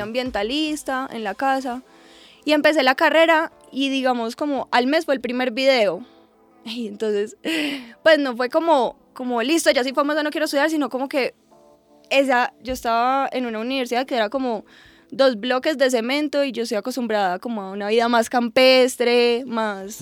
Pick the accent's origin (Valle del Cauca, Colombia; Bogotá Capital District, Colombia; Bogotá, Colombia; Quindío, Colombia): Quindío, Colombia; Armenia; moved away as an adult; also born or lived in Medellín; Yo soy de Armenia, me fui a vivir a Medellín para estudiar ingeniería ambiental.